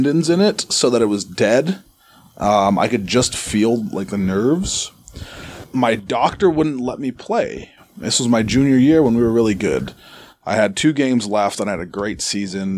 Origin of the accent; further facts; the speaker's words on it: Arizona, United States; moved away; I'm from Arizona originally